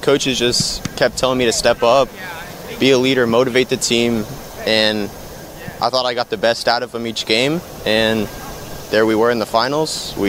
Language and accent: English; Peachtree City, Georgia, United States; I'm with the U17's. I'm from Peachtree City, Georgia.